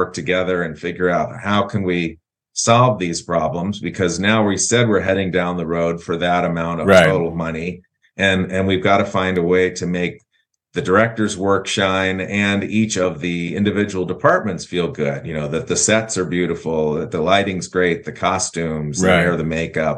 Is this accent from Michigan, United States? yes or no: no; St. Louis, Missouri, United States; I was born here and in St. Louis